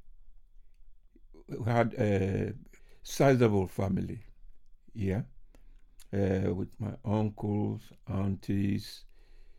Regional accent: Accra, Greater Accra, Ghana; moved away as an adult; now in United Kingdom; I was born in Accra

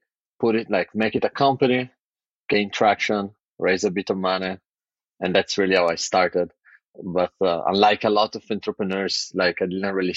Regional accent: near Turin, Piedmont, Italy; moved away; also born or lived in London, United Kingdom; I'm originally from Italy, northern Italy, a town right next to Torino

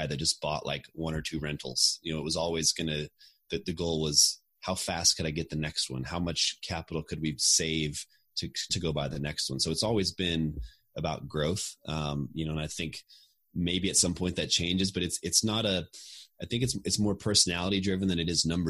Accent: Austin, Texas, United States; moved away as an adult; I grew up in Austin and I always wanted to get back here someday

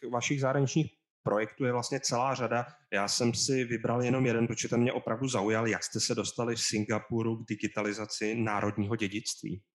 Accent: Czechia; my jsme z Česka

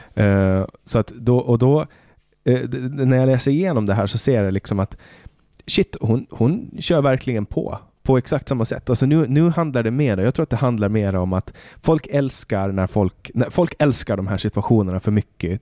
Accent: Åland Islands; moved away as an adult; now in Stockholm, Sweden; när jag är hemma på Åland

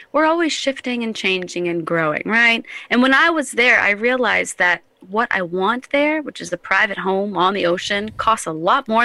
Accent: New Hampshire, United States; also born or lived in Indiana / Florida / Colorado; now in South Carolina, United States; I was born and partially raised in southern Indiana. Oh. And then I grew up in New Hampshire. And then I lived here in Carolina, South Carolina. Then I lived in the Florida Keys and Colorado.

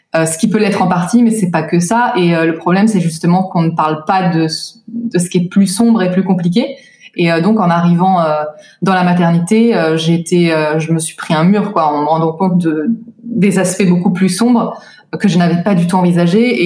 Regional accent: France; moved away as an adult; now in Tel Aviv, Israel; J'ai grandi en France jusqu'à mes 26 ans

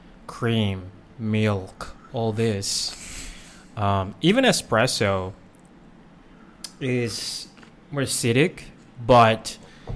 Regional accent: South Korea; now in United States; I was born and raised in Korea

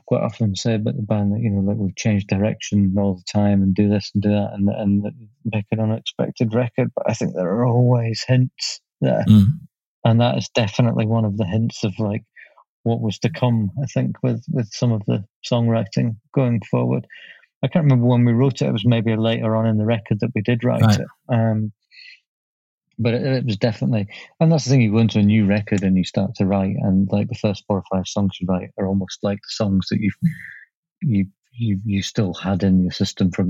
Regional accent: Leeds, Yorkshire and the Humber, United Kingdom; now in Scotland, United Kingdom; I grew up in Leeds.

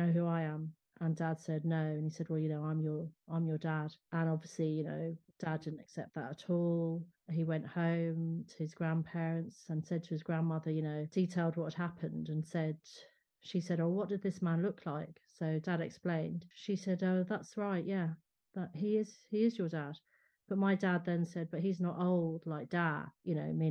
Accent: London, United Kingdom; also born or lived in Ireland; having Irish parents, but being brought up in London

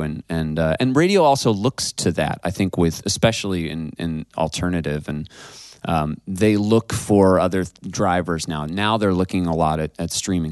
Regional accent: Ithaca, New York, United States; also born or lived in Seattle, Washington; I'm from Ithaca, New York. I'm from upstate New York

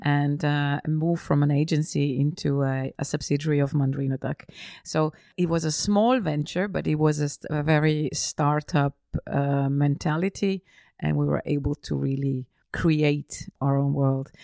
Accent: Feldkirch, Vorarlberg, Austria; moved away as an adult; also born or lived in Vienna / Milan / London; I was, uh, raised and born in, in Austria, uh, just on the border to Switzerland

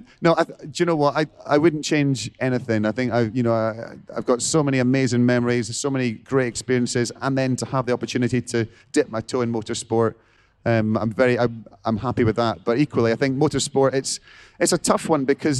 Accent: Scotland, United Kingdom; I'm a Scot

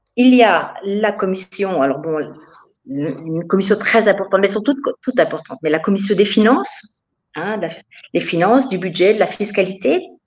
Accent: France; now in Bavaria, Germany

